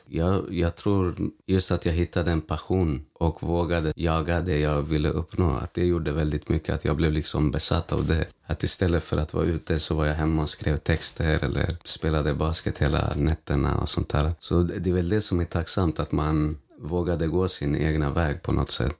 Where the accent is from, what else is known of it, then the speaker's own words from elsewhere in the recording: Stockholm, Stockholm County, Sweden; När jag tänker på min uppväxt och på Vårberg